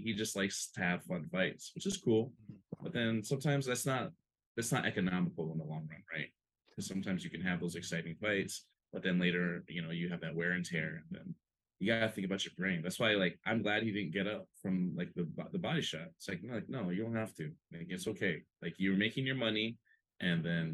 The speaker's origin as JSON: {"language": "English", "region": "Hawaii", "country": "United States", "tie": "born or raised there", "said": "growing up in Hawaii, you know, growing up with like other local people, you know, like I'm not Hawaiian myself, but like growing up, like I was like the young Filipino, skinny, scrawny Filipino kid"}